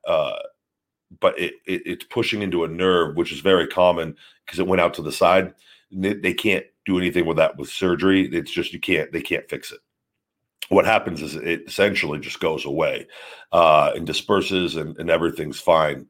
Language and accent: English; Las Vegas, Nevada, United States; my hometown uh, in Vegas